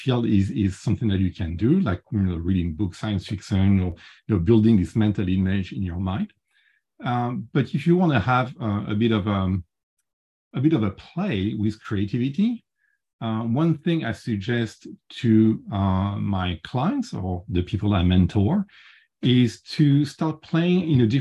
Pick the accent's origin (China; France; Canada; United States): France; accent: French; English is a second language; I'm French and I can't get rid of my French accent